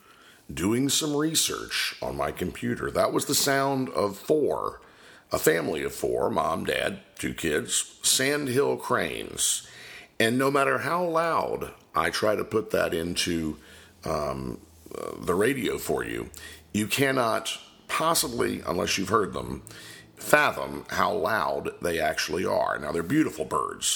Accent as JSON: {"language": "English", "area": "Polk County", "region": "Florida", "country": "United States", "said": "I'm originally from Polk County, Florida"}